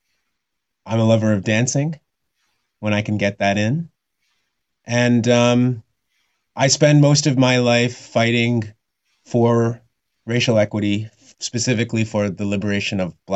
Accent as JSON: {"language": "English", "town": "Red Deer", "region": "Alberta", "country": "Canada", "tie": "born or raised there", "said": "I was born in Red Deer, Alberta in 1982"}